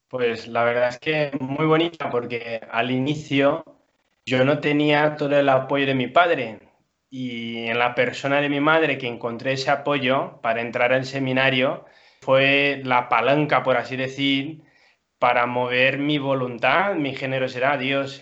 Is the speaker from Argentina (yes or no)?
no; Brazil; moved away; he estado muchos años fuera de, Brasil, ¿no? de, mi tierra